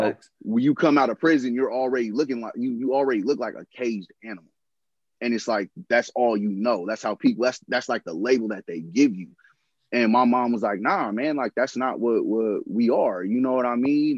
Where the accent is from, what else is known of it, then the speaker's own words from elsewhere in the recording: San Francisco, California, United States; I'm born and raised in San Francisco